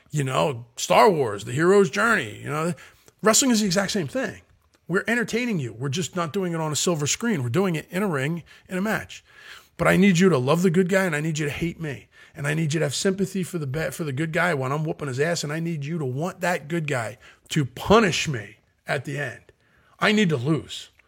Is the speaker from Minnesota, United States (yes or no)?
no; Philadelphia, Pennsylvania, United States; I'm from South Philadelphia